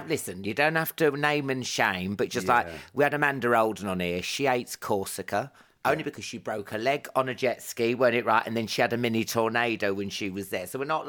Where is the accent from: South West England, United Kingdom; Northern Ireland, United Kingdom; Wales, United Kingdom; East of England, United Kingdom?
South West England, United Kingdom; Weymouth; I was born in Weymouth.